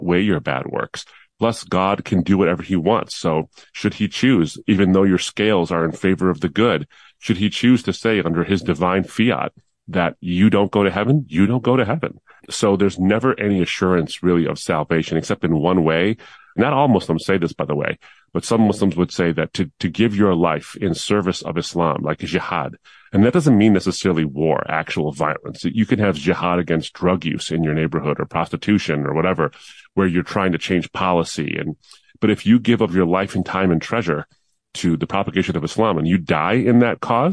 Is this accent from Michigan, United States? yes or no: yes; Detroit, Michigan, United States; also born or lived in Dearborn, Michigan; I was born in Detroit, actually, and we spent a lot of our years, my earliest years in Detroit. Then we moved out to the suburbs